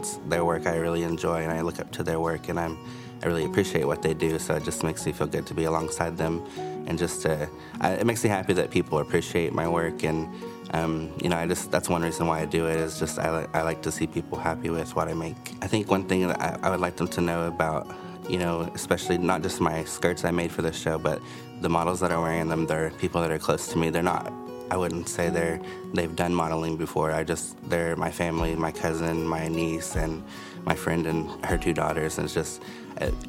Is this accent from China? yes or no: no; Little Kansas, Oklahoma, United States; now in Tahlequah, United States; I'm from Little Kansas, and I live in Tahlequah